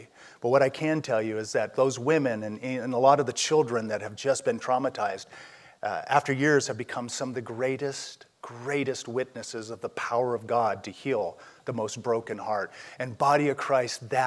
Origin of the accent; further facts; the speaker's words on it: Southern California, United States; I'm from Southern California